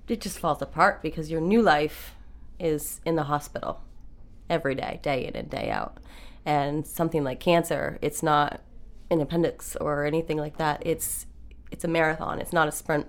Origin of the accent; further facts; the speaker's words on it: Maine, United States; I grew up in Maine